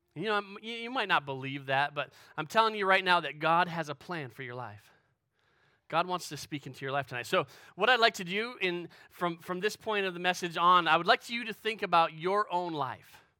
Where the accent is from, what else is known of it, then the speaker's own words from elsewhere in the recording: Western New York, United States; moved away as an adult; also born or lived in Pennsylvania / Illinois; I grew up in Western New York